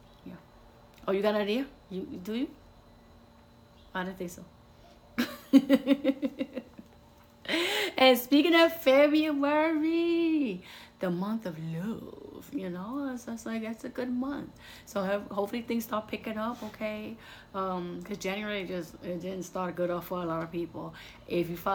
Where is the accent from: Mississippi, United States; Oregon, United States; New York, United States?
New York, United States; moved away; New York on the list because that's my hometown.